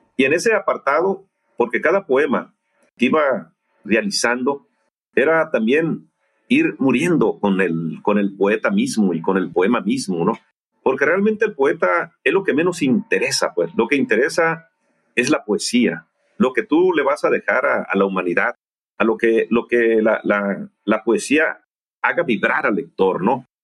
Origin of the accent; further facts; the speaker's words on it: Guasave, Sinaloa, Mexico; moved away; estaba en Guasave, Sinaloa, en, mi ciudad natal